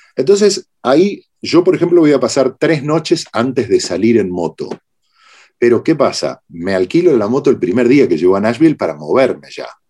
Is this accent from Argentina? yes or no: yes; Argentina